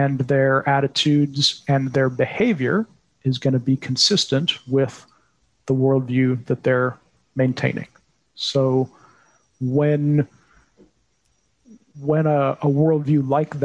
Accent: United States; As an American

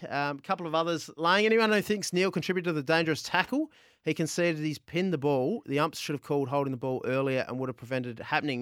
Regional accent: Adelaide, South Australia, Australia; Adelaide, um, on my hometown, grew up in Adelaide

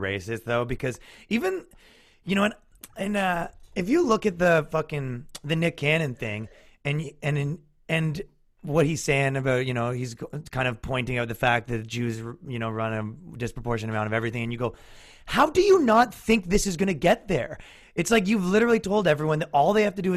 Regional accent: Ireland; I'm Irish

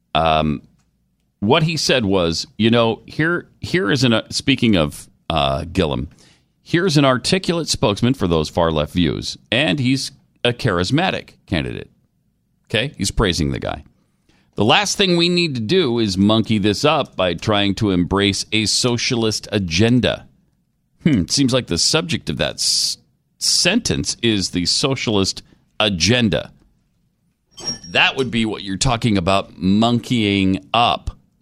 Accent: Montana, United States; moved away; I grew up in Montana

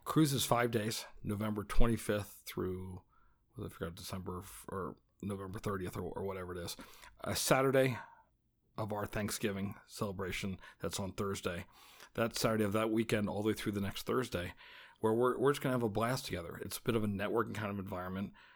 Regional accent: West Des Moines, Iowa, United States; also born or lived in Grimes, Iowa; I grew up in West Des Moines, Iowa. now live in Grimes, which is another suburb of Des Moines.

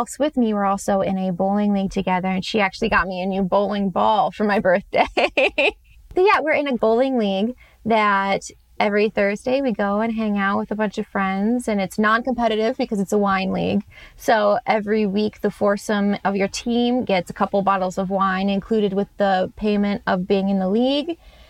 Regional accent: Georgia, United States; also born or lived in Illinois; Oh, I grew up in the South. I was born in Georgia. So, I mean, it's very predominant down there, especially when I was growing up.

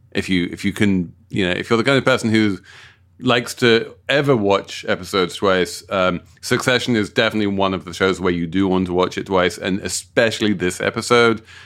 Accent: London, United Kingdom; my, my hometown of South London

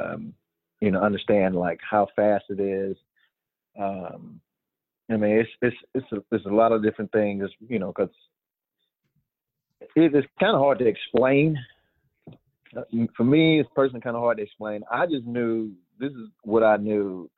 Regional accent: Georgia, United States; I was a Georgia boy. I was born in Georgia

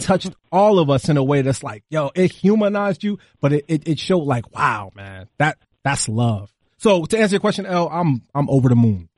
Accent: Newark, New Jersey, United States; I'm from Newark

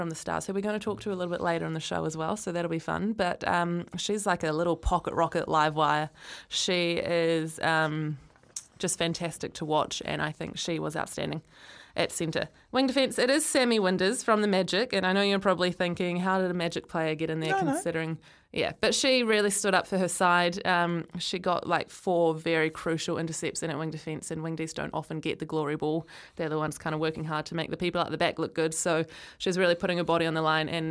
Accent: Christchurch, Canterbury, New Zealand; born or raised there; now in Auckland, New Zealand

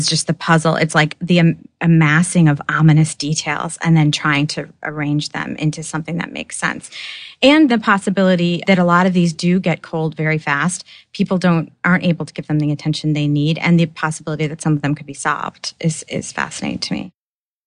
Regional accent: Oak Park, Illinois, United States; I grew up in Oak Park, Illinois, which is outside Chicago.

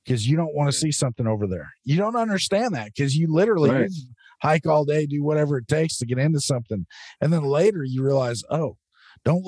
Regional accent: Western Oregon, United States; I'm from Western Oregon, where I don't know if we invented rain, but I think we perfected it

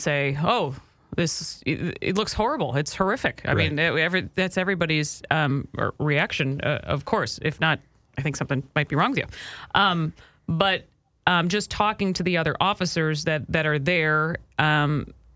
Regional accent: Minnesota, United States; as a Minnesotan

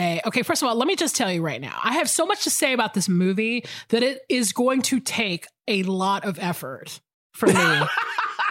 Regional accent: Georgia, United States; I'm back in Georgia

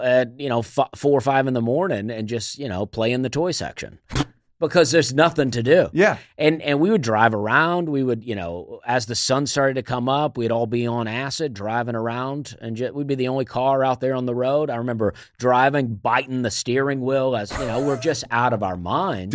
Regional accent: Opelika, Alabama, United States; now in Nashville, United States; I am from Alabama, a town called Opelika, Alabama

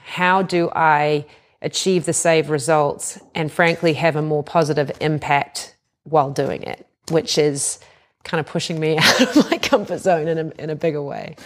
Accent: New Zealand; now in United States; I come from New Zealand

